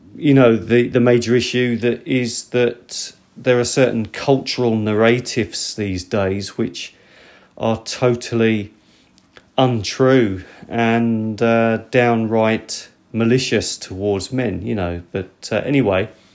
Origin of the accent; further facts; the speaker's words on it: United Kingdom; moved away; I'm from Britain